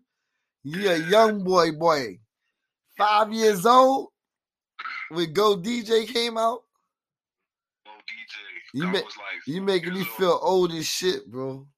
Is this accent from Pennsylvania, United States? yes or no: no; Atlanta, Georgia, United States; So growing up in Atlanta, you know what I'm saying? I know the music shit influences is crazy, you know what I mean? Just coming in the city, I'm always feeling it.